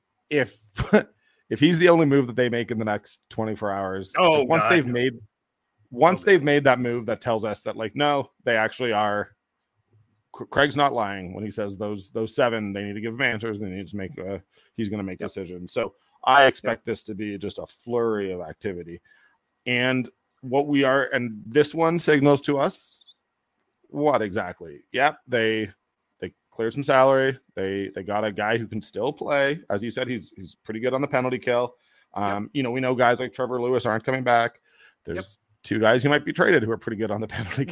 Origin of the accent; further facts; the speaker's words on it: Toronto, Ontario, Canada; now in Calgary, Canada; I grew up in Toronto